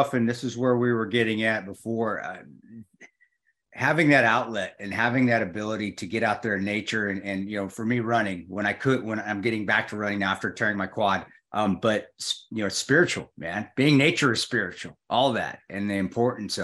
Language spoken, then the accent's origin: English; Delta, Colorado, United States; also born or lived in Alamosa, Colorado; growing up, you know, and being outside and living on the farm there in Delta in Western Colorado. But then even I was born in Alamosa